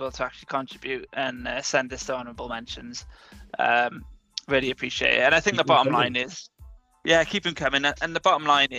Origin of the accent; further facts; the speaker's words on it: United States; moved away; I grew up in America